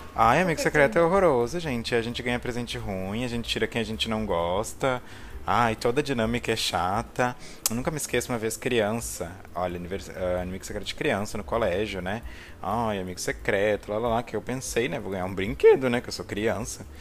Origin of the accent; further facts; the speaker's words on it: Porto Alegre, Rio Grande do Sul, Brazil; sou de Porto Alegre, Rio Grande do Sul, gaúcho